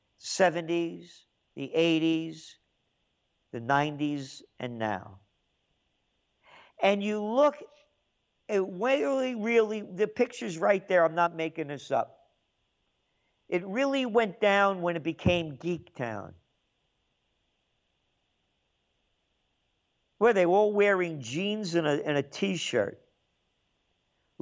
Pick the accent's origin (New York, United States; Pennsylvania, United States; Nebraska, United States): New York, United States; New York City; also born or lived in Yonkers; I grew up in the Bronx. Then we moved to Yonkers later on.